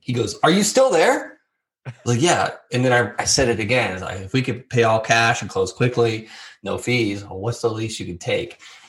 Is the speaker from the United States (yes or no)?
yes; Florida, United States; even though I'm from Florida.